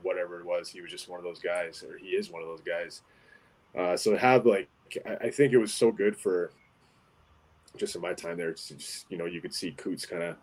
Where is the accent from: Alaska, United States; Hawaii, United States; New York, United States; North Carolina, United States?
Alaska, United States; moved away; to be able to grow up in Alaska and say that I'm from Alaska